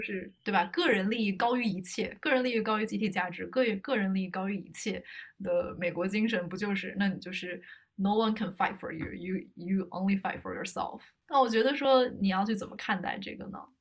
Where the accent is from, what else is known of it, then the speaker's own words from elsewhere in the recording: China; now in United States; 咱们都是中国人